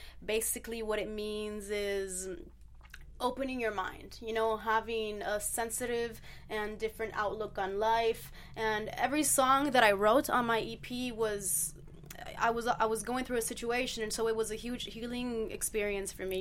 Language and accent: English; Naples, Campania, Italy; born or raised there